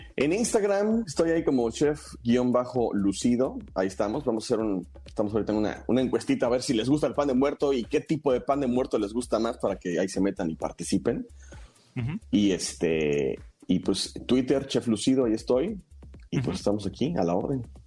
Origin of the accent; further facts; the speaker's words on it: Mexico; nos representa muy bien como, como mexicanos